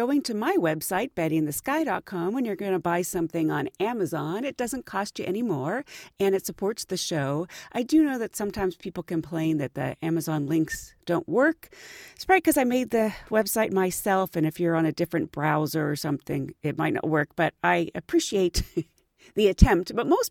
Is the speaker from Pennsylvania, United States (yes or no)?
yes; Pittsburgh, Pennsylvania, United States; moved away; I grew up in Pittsburgh, Pennsylvania, and growing up, since I really hadn't been anywhere else, I didn't realize that a lot of the slang in Pittsburgh is very specific to Pittsburgh.